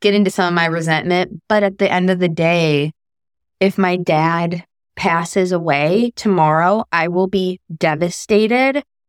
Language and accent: English; Chicago, Illinois, United States; I was born in Chicago.